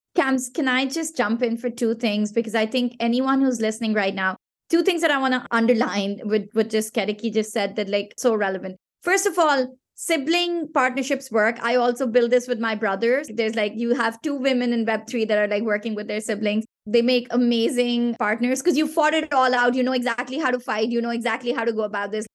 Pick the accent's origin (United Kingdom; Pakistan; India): Pakistan; first language Pashto; English is a second language; Pakistan, which is my home country